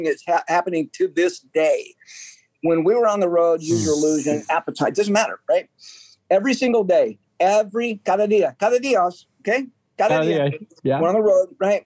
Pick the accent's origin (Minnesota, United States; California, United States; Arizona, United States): California, United States; San Diego; growing up in San Diego, you run into Hispanic people all the time